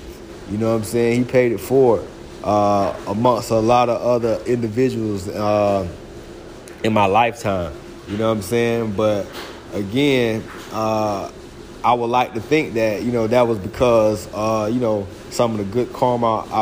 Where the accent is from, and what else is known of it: Florida, United States; born or raised there; moved away as an adult; also born or lived in Georgia